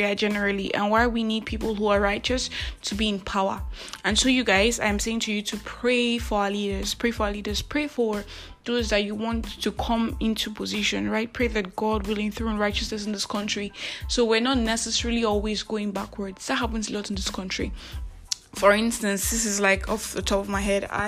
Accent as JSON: {"language": "English", "country": "Nigeria", "said": "I am that Nigerian Christian alcoholic"}